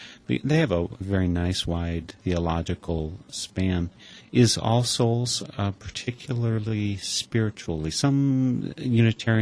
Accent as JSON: {"language": "English", "region": "Wisconsin", "country": "United States", "tie": "born or raised there", "said": "the English that I grew up speaking in Wisconsin"}